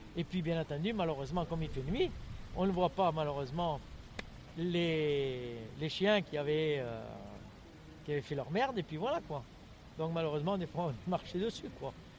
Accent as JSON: {"language": "French", "town": "Lens", "region": "Hauts-de-France", "country": "France", "tie": "born or raised there", "moved": "yes", "lives_now": "Toulouse, France", "said": "je suis né à Lens dans le Pas-de-Calais"}